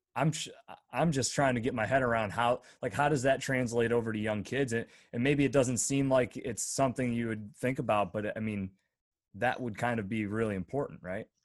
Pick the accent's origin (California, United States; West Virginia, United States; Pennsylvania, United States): Pennsylvania, United States; northwestern; I grew up in northwestern P